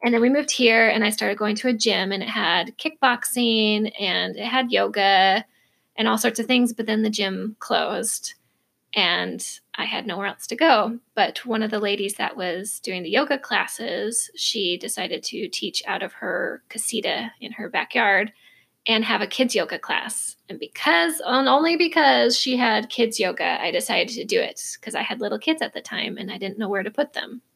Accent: Minnesota, United States; moved away as an adult; also born or lived in Idaho; now in Arizona, United States; I was raised in Minnesota, lived there for over 20 years

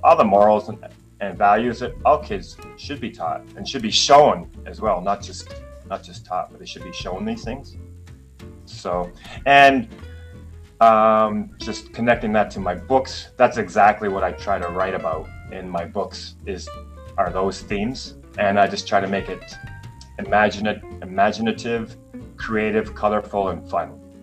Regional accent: Canada; moved away as an adult; now in Taiwan; growing up in Canada as a kid

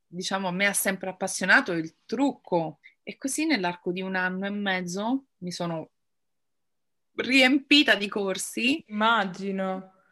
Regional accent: Rome, Lazio, Italy; ho 35 anni e vengo da Roma

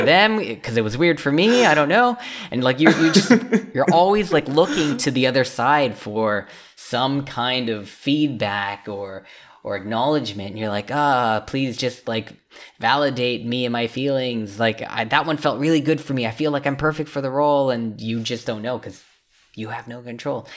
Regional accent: Richmond, British Columbia, Canada; moved away as an adult; also born or lived in China / Los Angeles, United States; for Vancouver, for Richmond specifically, uh, which is where I'm

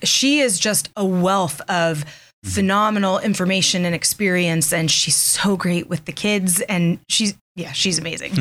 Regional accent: Ohio, United States; moved away as an adult; now in Erie, United States; I was born and raised in Ohio

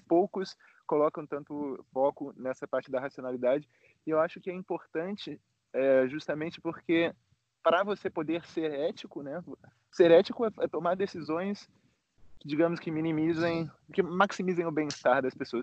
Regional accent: Rio de Janeiro, Brazil; now in Bucharest, Romania; eu sou do Rio, mas moro aqui em Bucareste, na Romênia

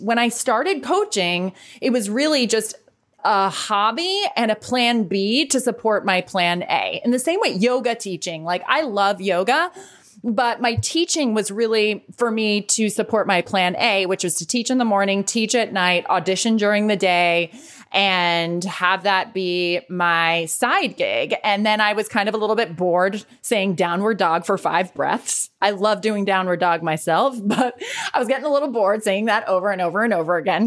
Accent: United States; moved away; also born or lived in Dublin, Ireland / New York City; as an American kid

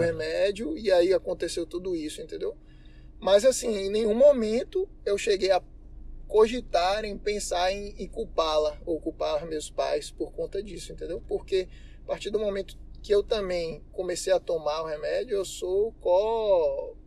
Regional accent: Salvador, Bahia, Brazil; sou baiano, soteropolitano

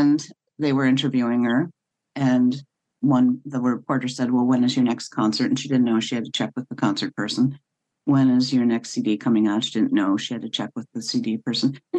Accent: North Tonawanda, New York, United States; also born or lived in Buffalo; well, North Tonawanda.

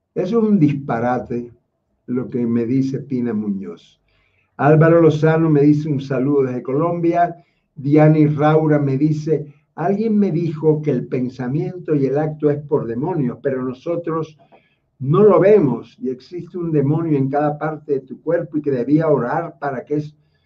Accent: Cuba; Quien les habla no es romano, porque yo nací en Cuba

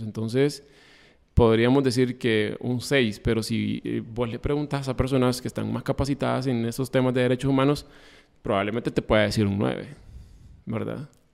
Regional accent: Honduras; como hondureños que somos

